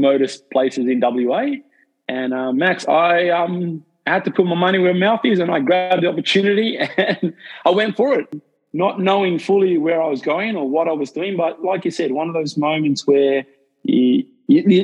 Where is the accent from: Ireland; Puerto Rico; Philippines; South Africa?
South Africa; now in Australia; I'm from South Africa myself, so I'm not an Australian. I wasn't born in Australia